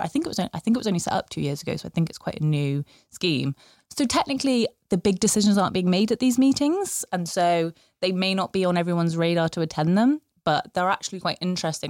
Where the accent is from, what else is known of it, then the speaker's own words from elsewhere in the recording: Bristol, South West England, United Kingdom; moved away; I'm from Bristol originally, but I haven't lived in Bristol for five years